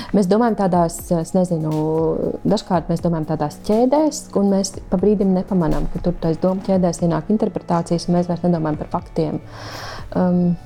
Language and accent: Latvian; Latvia; Es esmu dzimusi mm, nebrīvā Latvijā